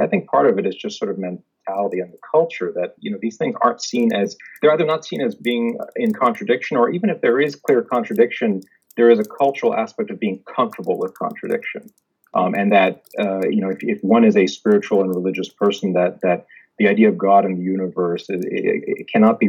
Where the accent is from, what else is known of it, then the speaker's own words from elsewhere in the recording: Jakarta, Indonesia; born there; I was born in Jakarta, but have only ever been American because Indonesia doesn't actually allow dual citizenship.